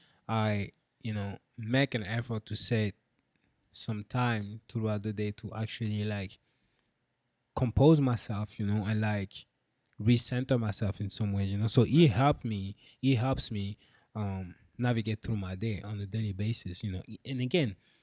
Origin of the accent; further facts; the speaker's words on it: France; I'm French